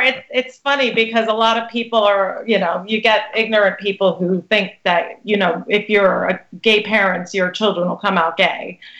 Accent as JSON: {"language": "English", "town": "Brooklyn", "region": "New York", "country": "United States", "moved": "yes", "lives_now": "New Jersey, United States", "said": "I'm actually from Brooklyn originally"}